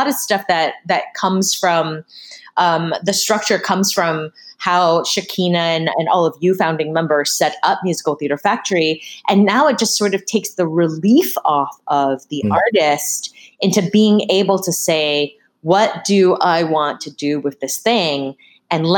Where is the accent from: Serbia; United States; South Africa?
United States; Massachusetts; I grew up in Massachusetts